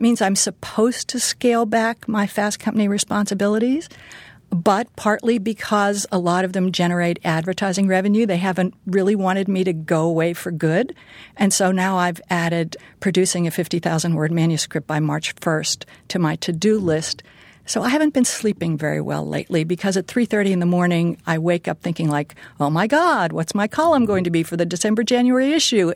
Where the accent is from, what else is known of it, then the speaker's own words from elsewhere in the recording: Pittsburgh, Pennsylvania, United States; moved away; I grew up in Pittsburgh